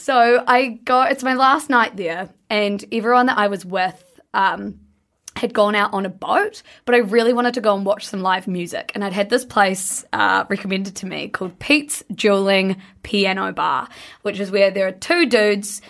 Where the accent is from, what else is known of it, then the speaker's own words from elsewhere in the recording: New Zealand; I'm from New Zealand